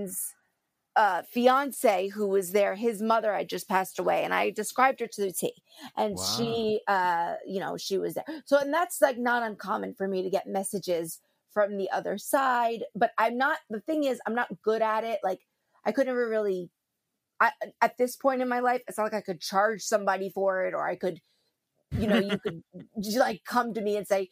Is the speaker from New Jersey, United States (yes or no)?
yes; New Jersey, United States; I am from New Jersey.